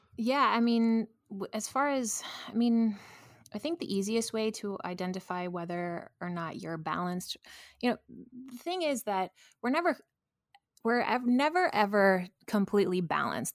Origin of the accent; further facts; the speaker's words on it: New York, United States; I'm a New Yorker